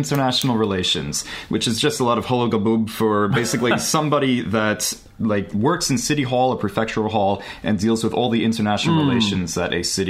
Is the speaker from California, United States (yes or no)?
yes; Los Angeles, California, United States; also born or lived in New York; I am. I'm from Los Angeles. {S5} Los Angeles. {S6} Yep. Born and raised.